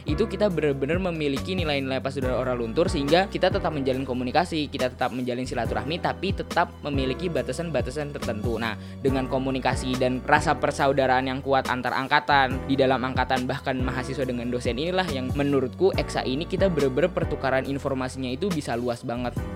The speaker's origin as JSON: {"language": "Indonesian", "town": "Bogor", "region": "West Java", "country": "Indonesia", "tie": "born or raised there", "said": "Aku asal dari Bogor, Jawa Barat di situ juga aku lahir."}